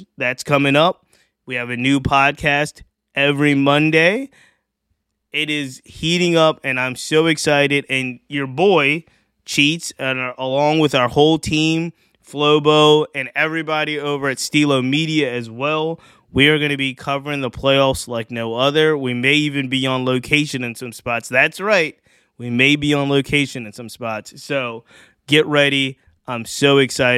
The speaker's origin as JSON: {"language": "English", "town": "Richmond", "region": "Virginia", "country": "United States", "said": "I'm from Richmond, Virginia."}